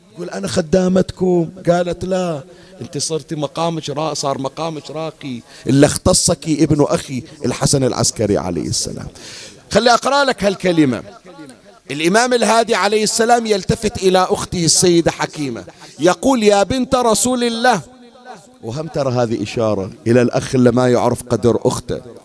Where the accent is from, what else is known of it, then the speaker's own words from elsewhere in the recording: Bahrain; عندنا بالبحرين